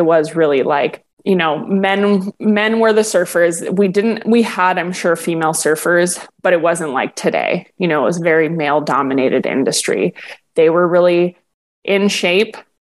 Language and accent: English; Hawaii, United States; I grew up here in Hawaii. So, like, Polynesian women are larger women.